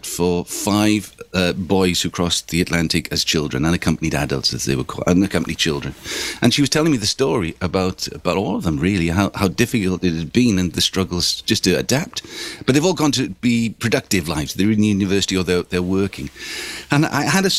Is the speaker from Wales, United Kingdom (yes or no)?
yes; Swansea, Wales, United Kingdom; I'm from Swansea